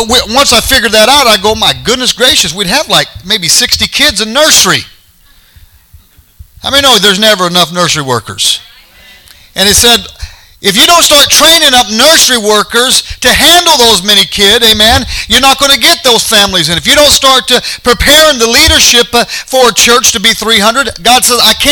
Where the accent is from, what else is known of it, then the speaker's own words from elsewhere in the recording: United States; as an American